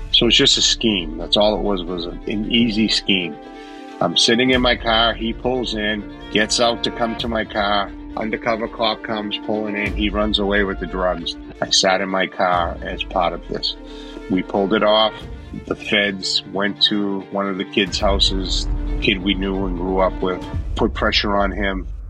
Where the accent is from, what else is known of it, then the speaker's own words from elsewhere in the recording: Boston, Massachusetts, United States; I was born in Boston, Massachusetts, the mean streets of Boston, October of 1962. We lived in a three family home